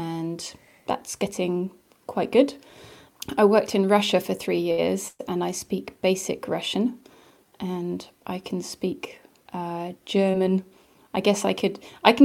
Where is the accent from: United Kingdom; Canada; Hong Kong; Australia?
United Kingdom; Reading, South East England; first language English; also born or lived in Kobe, Japan / Nice, France; I'm from a town called Reading, which is near London.